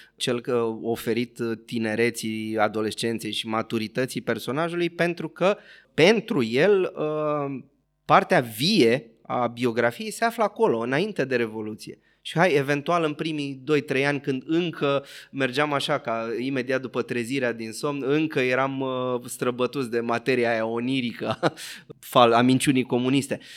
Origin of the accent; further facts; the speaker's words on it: Bucharest, Romania; am copilărit în Berceni